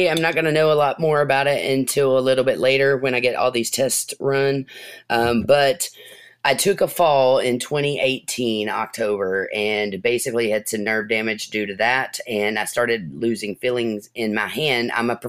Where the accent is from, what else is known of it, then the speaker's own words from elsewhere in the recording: Adair County, Kentucky, United States; I come from Adair County, which is known in Kentucky to be, have one of the best marching bands in the state